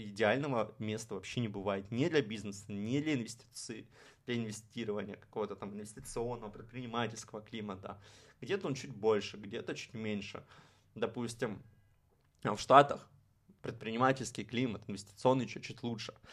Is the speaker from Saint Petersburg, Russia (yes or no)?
yes; Saint Petersburg, Russia; я, можно сказать, из Петербурга, потому что в Петербурге прошла моя, ну не то что детство, а вот именно подростковый период становления личностью